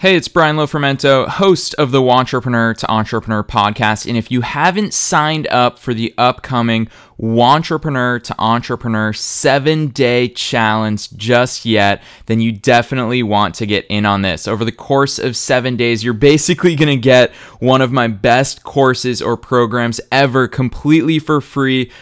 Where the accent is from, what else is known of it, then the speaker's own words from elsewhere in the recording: Boston, Massachusetts, United States; moved away as an adult; now in Los Angeles, United States; I was raised in Boston. I spent the vast majority, almost the entirety of my life in Boston.